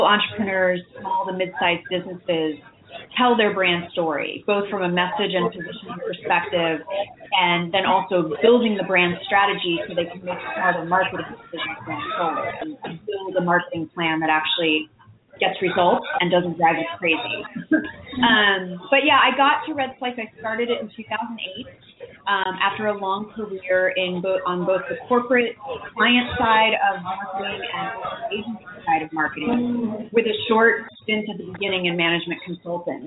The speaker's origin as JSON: {"language": "English", "region": "New York", "country": "United States", "tie": "born or raised there", "also_born_or_lived": "Chicago", "moved": "yes", "lives_now": "San Francisco, United States", "said": "I grew up in New York"}